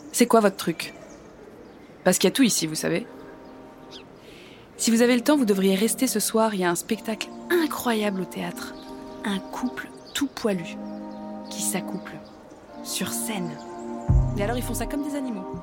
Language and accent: French; Nantes, Pays de la Loire, France; moved away as an adult; now in Paris, France; Euh, je suis nantaise. J'ai rencontré un homme là-bas. Je vous passe les détails, mais il m'a abandonnée.